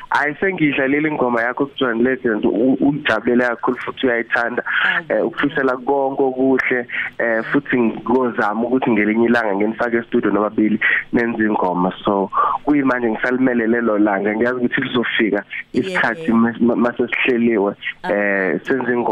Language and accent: Zulu; Durban, KwaZulu-Natal, South Africa; ngiphinde ngize lapha ekhaya eThekwini